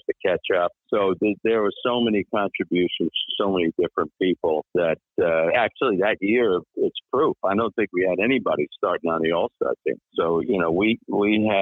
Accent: New York, United States; I was from New York and being a baseball fan

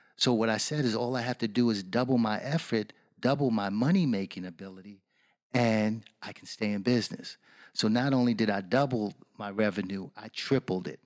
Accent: New York City, New York, United States; moved away; also born or lived in Washington, D.C.; I grew up the block from Colin Powell

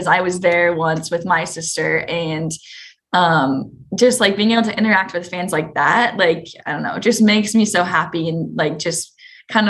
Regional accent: West Coast, United States; my family's super excited because we're from the West Coast

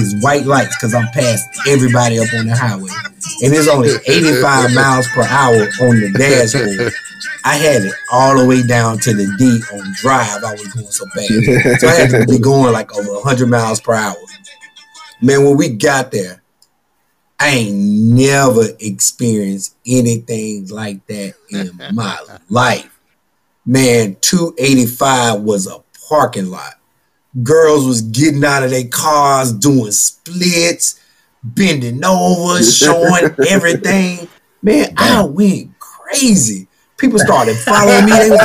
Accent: Louisiana, United States; moved away; also born or lived in Atlanta; I'm from Louisiana

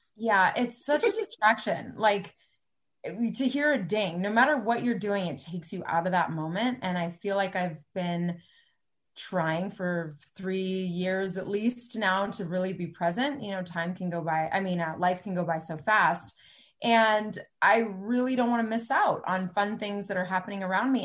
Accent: Cupertino, California, United States; I grew up in Cupertino

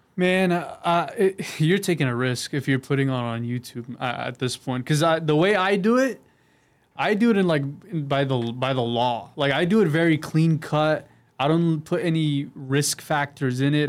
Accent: San Diego, California, United States; I grew up all over San Diego, but I'm from North uh, North County right now

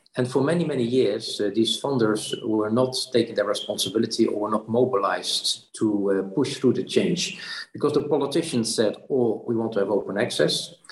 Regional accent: Netherlands; also born or lived in Brussels; went back to the Netherlands, my home country

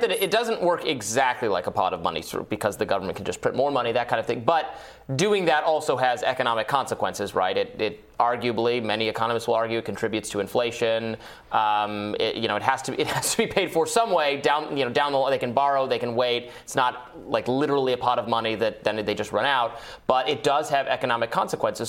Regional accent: Michigan, United States; moved away; I'm from Michigan originally

